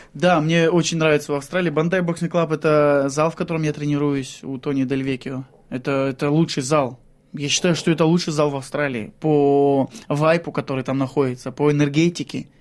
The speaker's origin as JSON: {"language": "Russian", "town": "Shlisselburg", "region": "Leningrad Oblast", "country": "Russia", "tie": "born or raised there", "moved": "as an adult", "lives_now": "Australia", "said": "Я родом из Шлиссельбурга, это Ленинградская область"}